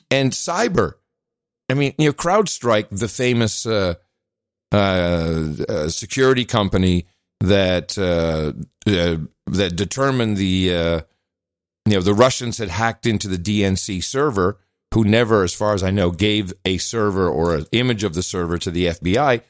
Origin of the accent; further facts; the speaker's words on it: Netherlands; moved away; I grew up in the Netherlands